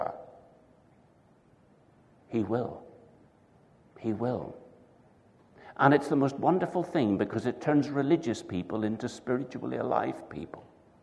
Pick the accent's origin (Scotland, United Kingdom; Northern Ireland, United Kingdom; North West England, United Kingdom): Northern Ireland, United Kingdom; I'm from Northern Ireland